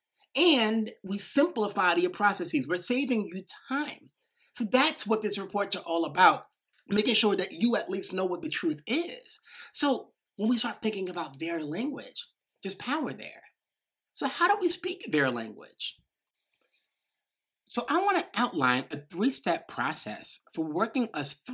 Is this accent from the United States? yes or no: yes; New York, United States; accent: little New York accent; I might have this little New York accent